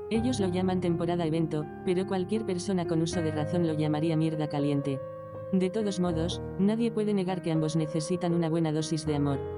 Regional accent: Tangier, Tanger-Tetouan-Al Hoceima, Morocco; Yo soy un moro de Tanger y me quiero presentar.

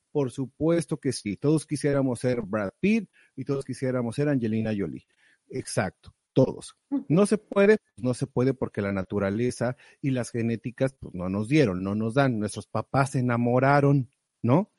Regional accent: Mexico; moved away; allá en México, de donde soy oriundo

